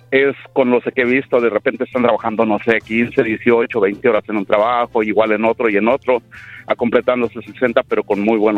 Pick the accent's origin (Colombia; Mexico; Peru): Mexico; cuando llegué aquí, pues, de allá de México, igual era de decir tres trabajos